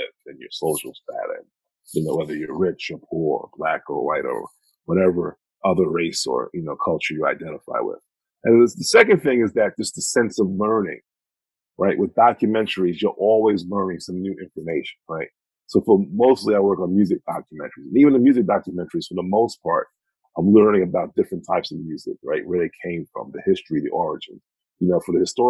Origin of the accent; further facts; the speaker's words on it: Mount Vernon, New York, United States; born and raised in Mount Vernon, New York.